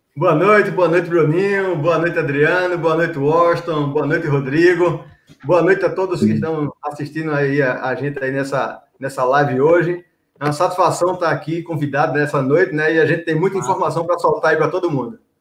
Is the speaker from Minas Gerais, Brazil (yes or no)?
no; Recife, Pernambuco, Brazil; moved away as an adult; now in João Pessoa, Brazil; eu sou pernambucano, nascido no Derby, nasci e me criei em Recife, só que em 2003 vim morar em João Pessoa